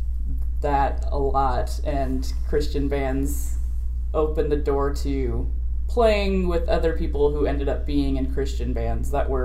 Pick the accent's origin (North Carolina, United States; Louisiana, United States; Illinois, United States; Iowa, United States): Iowa, United States; Sioux City; moved away as an adult; I grew up in Iowa, but it was, like, very close to South Dakota and Nebraska. So when we were living in, like, Sioux City